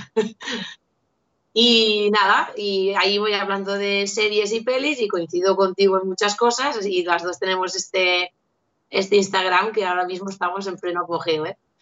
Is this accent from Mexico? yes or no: no; Andorra; now in Catalonia, Spain; yo soy de Andorra y ahora vivo en, Cataluña